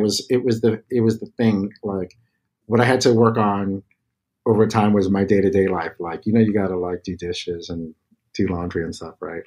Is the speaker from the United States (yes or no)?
yes; New York City, New York, United States; growing up in the Bronx, my family were visual artists